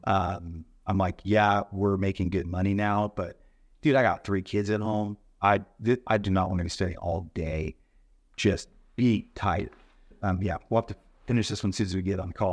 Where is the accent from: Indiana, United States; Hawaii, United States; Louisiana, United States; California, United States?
California, United States; La Mirada; moved away as an adult; now in Washington, United States; I grew up living in California